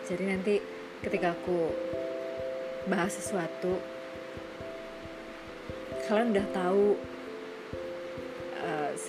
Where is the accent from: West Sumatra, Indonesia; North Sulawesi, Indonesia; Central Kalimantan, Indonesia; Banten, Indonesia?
West Sumatra, Indonesia; Padang; aku asli Sumatera Barat lahir di Padang